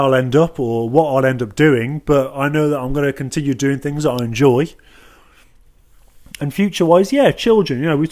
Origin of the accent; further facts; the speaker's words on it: Midlands, United Kingdom; I'm from the Midlands